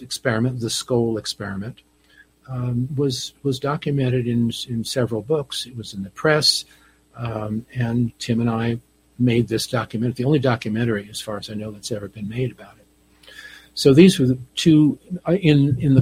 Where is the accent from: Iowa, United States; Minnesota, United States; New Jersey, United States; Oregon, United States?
New Jersey, United States; I grew up on the East Coast in New Jersey